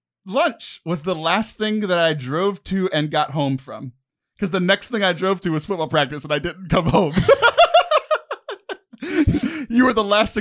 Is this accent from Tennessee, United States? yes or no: no; Texas, United States; born there; I'm not born knowing these things because I was born in Texas.